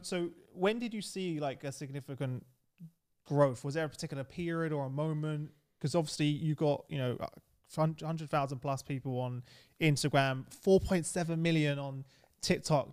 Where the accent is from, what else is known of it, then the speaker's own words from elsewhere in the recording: London, United Kingdom; I grew up in East London